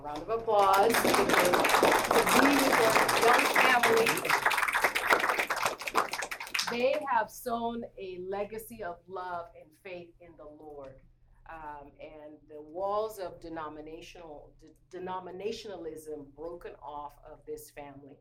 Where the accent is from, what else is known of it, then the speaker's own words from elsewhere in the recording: Nigeria; moved away; being Black or being Nigerian